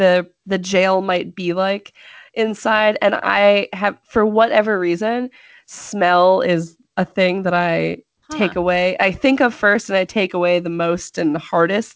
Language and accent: English; California, United States; growing up in California